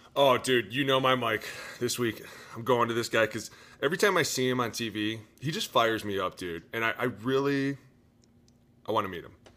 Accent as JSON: {"language": "English", "town": "Cleveland", "region": "Ohio", "country": "United States", "said": "I'm from Cleveland."}